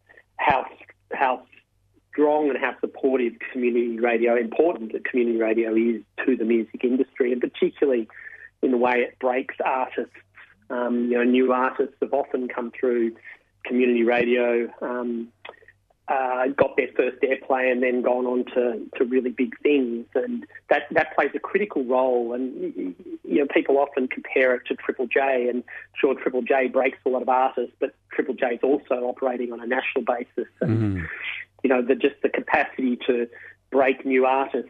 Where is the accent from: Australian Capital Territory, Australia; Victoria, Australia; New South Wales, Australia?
Victoria, Australia; Melbourne; I grew up in Melbourne